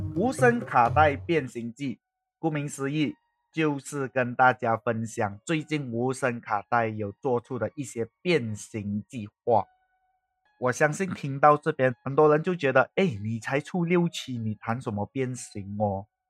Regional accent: Malaysia; accent: Malaysian Chinese; 我们一般上马来西亚华人是怎样讲，我会尽可能保持我这样的口音

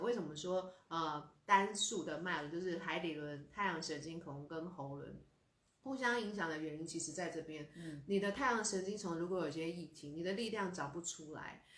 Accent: Taiwan; 我们台湾人

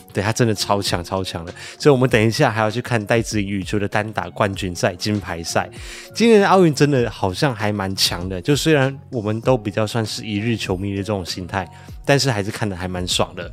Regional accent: Malaysia; now in Taiwan; 我是马来西亚人

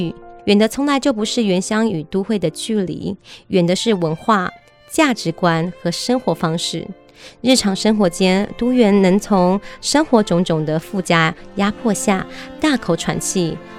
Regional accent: Taiwan; 像我啊，其实呃，我是。从小在这个都市长大的原住民二代

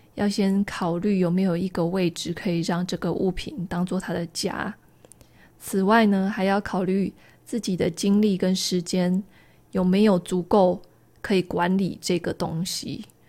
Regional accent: rural Taichung, Taiwan; moved away; 我的老家是在台中乡下一个田中间的透天厝

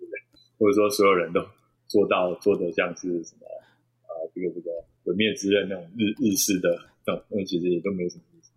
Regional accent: Taichung, Taiwan; 好，身为一个台中人，有时候会搞混。

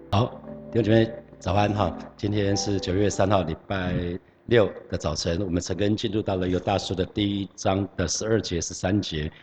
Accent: Hsinchu, Taiwan; 有老家在新竹

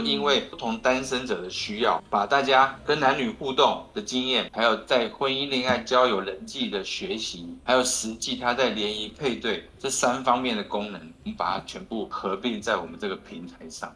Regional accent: Taiwan; 我们台湾人

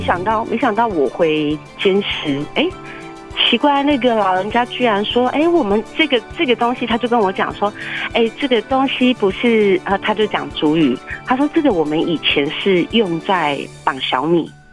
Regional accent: Naro tribe, Jianshi Township, Hsinchu County, Taiwan; moved away as an adult; now in Hualien, Taiwan; 我是来自新竹县尖石乡纳罗部落

